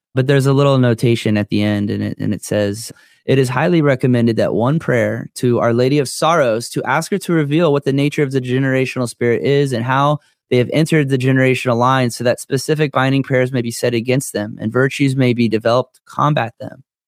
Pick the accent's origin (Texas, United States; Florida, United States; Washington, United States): Florida, United States; I'm from Florida.